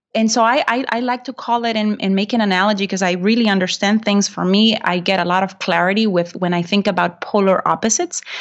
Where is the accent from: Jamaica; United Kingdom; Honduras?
Honduras; English is a second language; moved away as an adult; also born or lived in Macomb, Illinois, United States; now in United States; I'm originally from Honduras